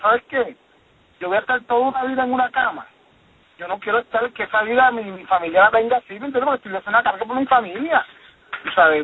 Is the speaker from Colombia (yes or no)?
no; Puerto Rico; yo como puertorriqueño